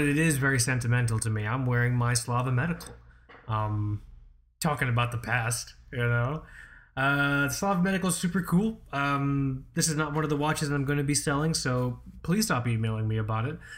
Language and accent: English; Florida, United States; you're a Floridian like me